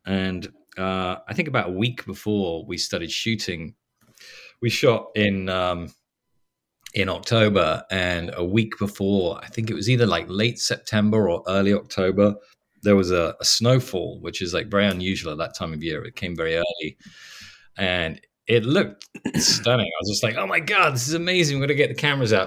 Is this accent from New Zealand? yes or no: no; England, United Kingdom; now in Los Angeles, United States; I'm English